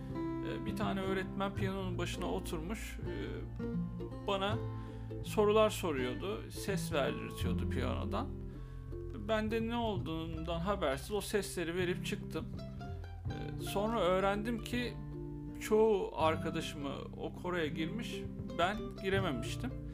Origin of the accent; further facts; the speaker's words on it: Izmir, Turkey; bin dokuz yüz seksen yedi İzmir'de doğdum. Ee, hayatımın büyük bir kısmını da İzmir'de geçirdim.